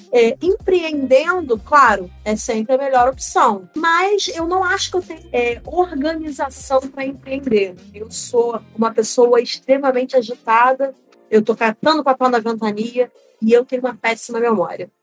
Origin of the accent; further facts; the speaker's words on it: Rio de Janeiro, Brazil; also born or lived in Pernambuco; Eu me criei no Rio